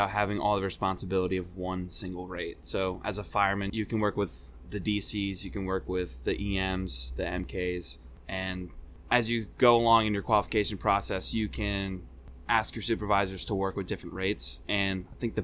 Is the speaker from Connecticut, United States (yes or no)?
yes; Bethel, Connecticut, United States; moved away as an adult; also born or lived in Alaska; now in Newport, Rhode Island, United States; I grew up in Connecticut